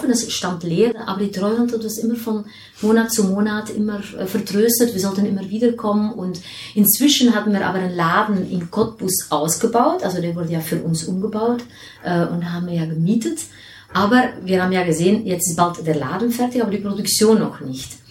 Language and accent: German; Belgium; also born or lived in Nigeria; wenn man als Belgierin mit handgemachter Schokolade aufwächst, dann in Nigeria wohnt gar keine Schokolade kriegt